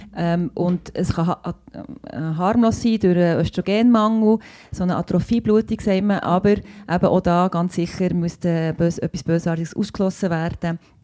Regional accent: Bern, Switzerland; ich bin auch Bernerin und ähm, Ärztin eben

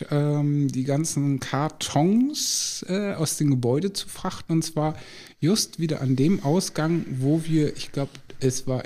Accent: Lower Saxony, Germany; also bei uns in Ostfriesland sagt man so ein bisschen töffelig.

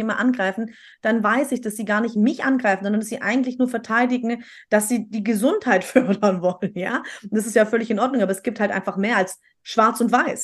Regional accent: Stuttgart, Baden-Württemberg, Germany; bei uns in Stuttgart

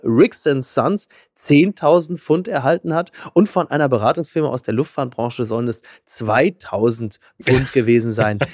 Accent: North Rhine-Westphalia, Germany; Naja, ich komme ja aus Nordrhein-Westfalen genauso wie

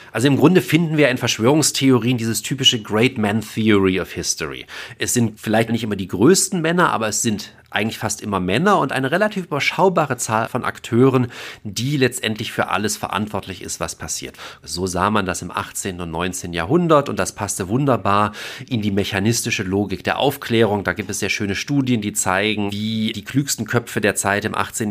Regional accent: Germany; bei uns in Deutschland

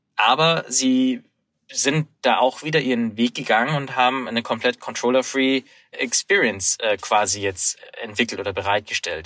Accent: Munich, Bavaria, Germany; Ich habe die Konferenz in München verfolgt, meiner Heimatstadt

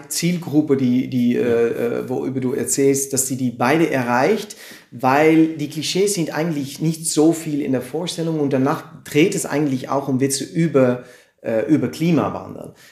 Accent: Amersfoort, Utrecht, Netherlands; German is a second language; also born or lived in Amsterdam; now in Arnhem, Netherlands; in Amersfoort bin ich geboren, das ist in Mitte von Holland, von den Niederlanden

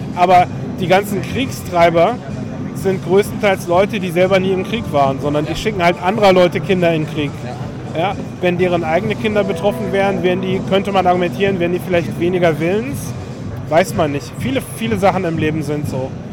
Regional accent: Berlin, Germany; ich bin in Berlin aufgewachsen

